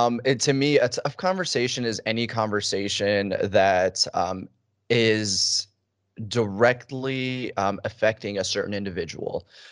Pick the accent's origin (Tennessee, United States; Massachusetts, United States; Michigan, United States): Michigan, United States; Detroit; also born or lived in Chicago; now in Arizona, United States; I was born in Chicago, and I lived there for about 6 years of my life. My family then moved for new opportunities to Detroit, Michigan, where I spent the better half of a decade there.